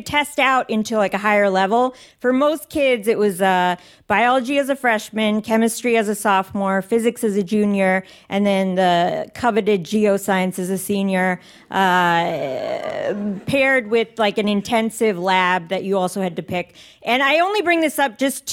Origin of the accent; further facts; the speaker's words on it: Northern Virginia, United States; I grew up in Northern Virginia